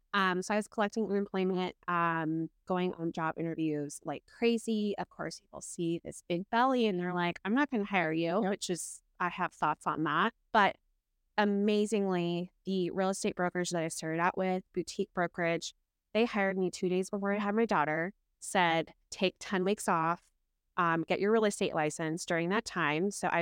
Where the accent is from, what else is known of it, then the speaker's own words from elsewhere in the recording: Kalispell, Montana, United States; also born or lived in North Dakota / Helena, Montana / Las Vegas, Nevada; I'm a pastor's kid. Was born in North Dakota. When I was 6 months old, moved to Helena, Montana. Stayed there till I was 8.